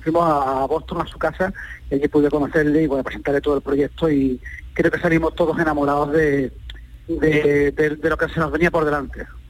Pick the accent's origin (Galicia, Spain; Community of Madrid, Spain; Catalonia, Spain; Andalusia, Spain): Andalusia, Spain; los compositores somos andaluces